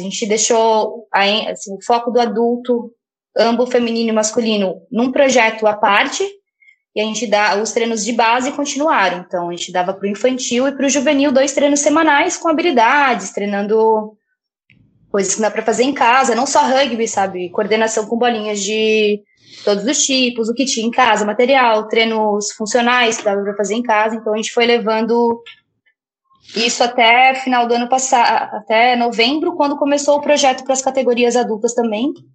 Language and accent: Portuguese; Brusque, Santa Catarina, Brazil; now in Florianópolis, Brazil; eu vim pra estudar na universidade, aqui em Floripa, eu sou natural de Brusque